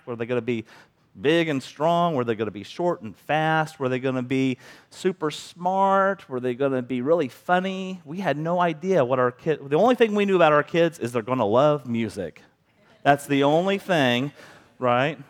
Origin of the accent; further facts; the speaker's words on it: Bethany, Missouri, United States; also born or lived in Kansas City; now in Cameron, United States; I grew up in Bethany, a small town